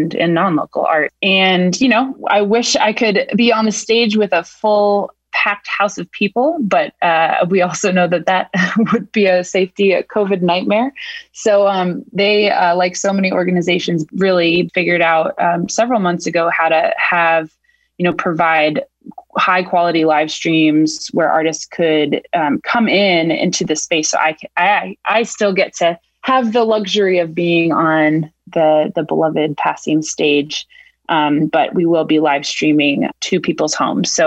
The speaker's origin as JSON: {"language": "English", "town": "Portland", "region": "Maine", "country": "United States", "moved": "yes", "lives_now": "Cambridge, United States", "said": "I'm originally from Portland, Maine, but I've been in Cambridge for 10 years now."}